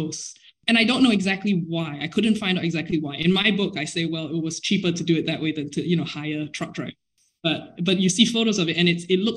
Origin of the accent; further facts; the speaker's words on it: Singapore; moved away as an adult; I am Singaporean and I grew up in Singapore.